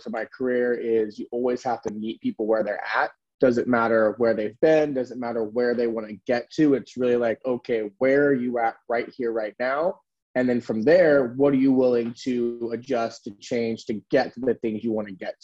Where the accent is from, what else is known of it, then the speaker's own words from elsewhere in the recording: California, United States; now in San Francisco, United States; I'm born and raised in California. California boy, I never left